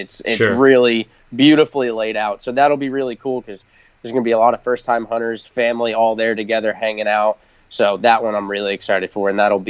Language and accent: English; New York, United States; because I'm from Long Island originally